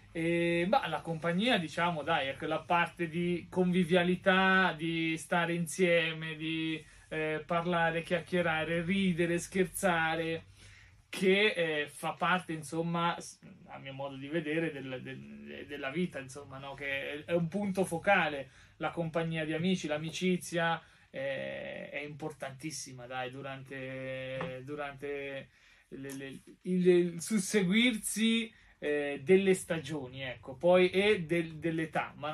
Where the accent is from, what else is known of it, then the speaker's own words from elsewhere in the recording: Marche, Italy; also born or lived in Poggiardo; Eh, ma ovviamente i miei eh, già abitavano qui nelle, nelle Marche, insomma, dai, in provincia.